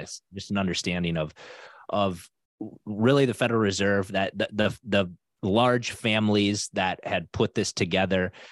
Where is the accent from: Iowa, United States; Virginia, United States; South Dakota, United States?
South Dakota, United States; now in Minnesota, United States; I grew up in South Dakota